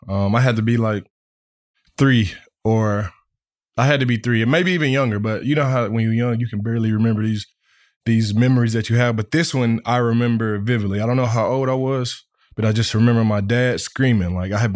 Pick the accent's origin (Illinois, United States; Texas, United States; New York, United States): Texas, United States; Dallas; I'm from Dallas.